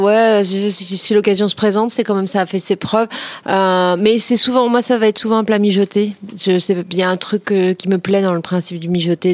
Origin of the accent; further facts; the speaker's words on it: Créteil, Île-de-France, France; j'ai grandi à Créteil